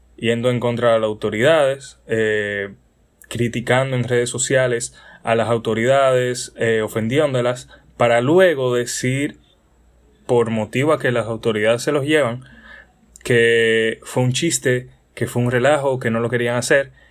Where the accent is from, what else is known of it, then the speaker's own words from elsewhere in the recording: Dominican Republic; soy un simple joven dominicano